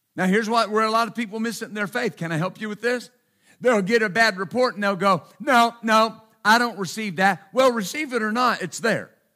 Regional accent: Texas, United States; I'm from Texas

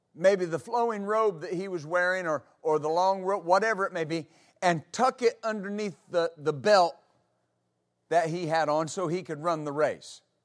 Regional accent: West Texas, United States; moved away; I grew up in West Texas

